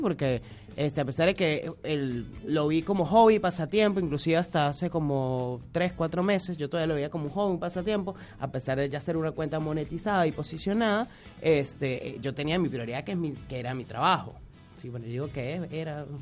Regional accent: San Cristóbal, Táchira, Venezuela; accent: Gocho; moved away as an adult; also born or lived in Korea; now in Buenos Aires, Argentina; yo soy Gocho de San Cristóbal, viví hasta los... 21 eh, años en San Cristóbal

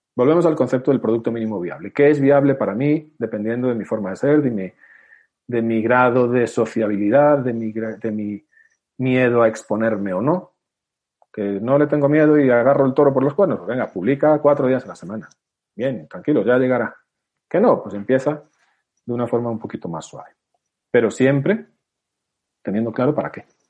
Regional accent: Spain; somos españoles

